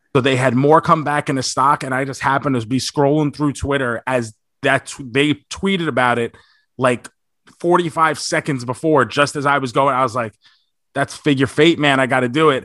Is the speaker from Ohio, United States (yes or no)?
no; New York, United States; now in Florida, United States; I grew up in New York